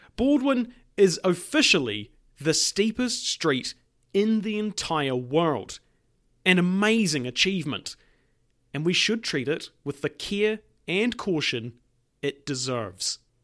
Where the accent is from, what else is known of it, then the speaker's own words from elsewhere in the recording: Invercargill, Southland, New Zealand; Invercargill, the most southern and western city in New Zealand and my hometown